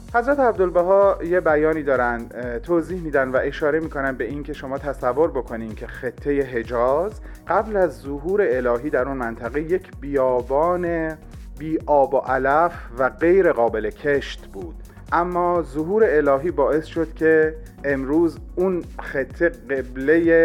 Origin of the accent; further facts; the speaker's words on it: Iran; moved away; ما ایرانی ها